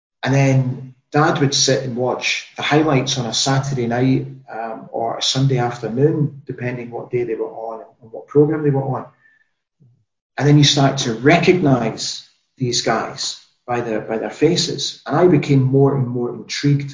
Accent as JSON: {"language": "English", "town": "Aberdeen", "region": "Scotland", "country": "United Kingdom", "tie": "born or raised there", "also_born_or_lived": "Netherlands / Qatar", "moved": "yes", "lives_now": "Salzburg, Austria", "said": "we moved to Aberdeen from Holland in the summer of 1979"}